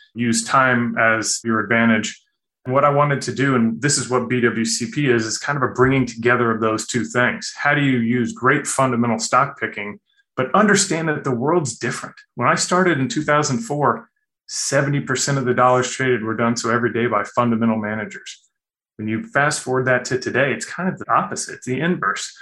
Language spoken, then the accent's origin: English; Kansas City, United States; I'm from Kansas City, middle-class background